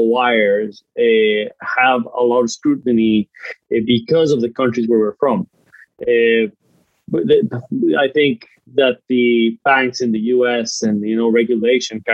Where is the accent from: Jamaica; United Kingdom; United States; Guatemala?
Guatemala; I'm from Guatemala